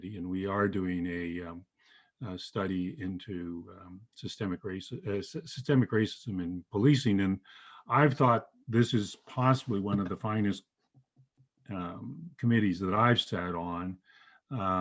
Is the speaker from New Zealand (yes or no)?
no; Toronto, Ontario, Canada